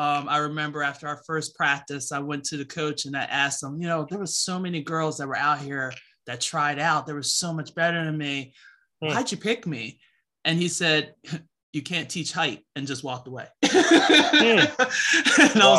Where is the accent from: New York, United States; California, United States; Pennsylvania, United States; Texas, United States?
Pennsylvania, United States; Philadelphia; I'm originally from Philadelphia, born and raised